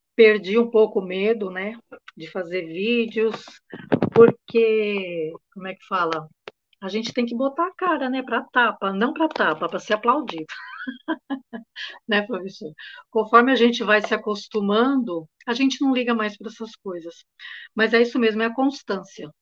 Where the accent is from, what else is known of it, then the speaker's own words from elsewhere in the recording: São Paulo, Brazil; eu sou de São Paulo, capital